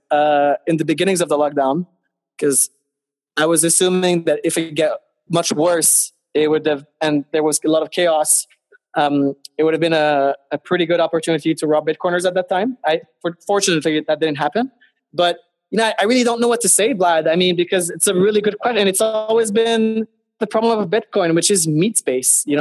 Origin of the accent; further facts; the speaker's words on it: Montreal, Quebec, Canada; I live in Canada. I'm from Montreal.